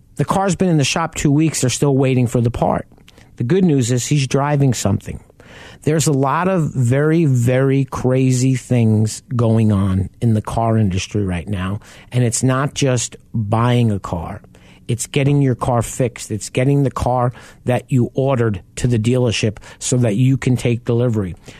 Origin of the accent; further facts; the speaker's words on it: Long Island, New York, United States; I grew up on Long Island and we lived right off the Southern State Parkway.